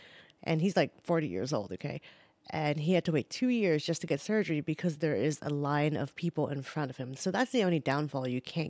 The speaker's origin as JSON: {"language": "English", "country": "New Zealand", "lives_now": "United States", "said": "I mean, look, I came from New Zealand, that is a socialistic country, and health insurance was readily available for everyone and anyone."}